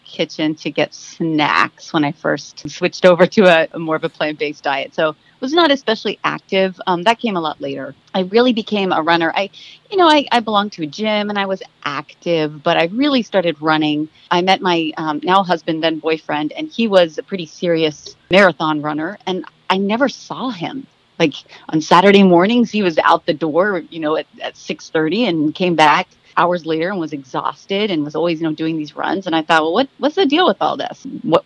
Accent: Dallas, Texas, United States; now in Maryland, United States; I'm originally from Dallas, Texas

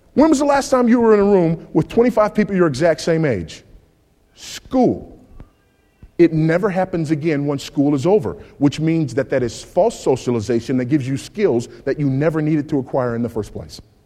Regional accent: California, United States; my home state of California

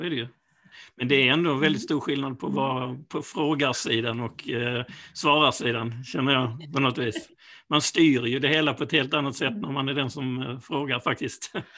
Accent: Malmö, Skåne, Sweden; moved away as an adult; now in Ystad, Sweden; jag är ju ursprungligen från Malmö

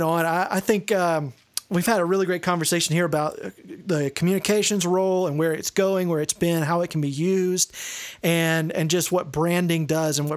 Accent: East Texas, United States; I grew up in East Texas.

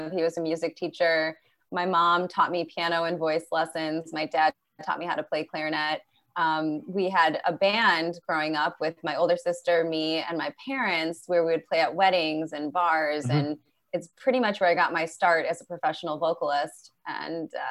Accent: Michigan, United States; I was from Michigan

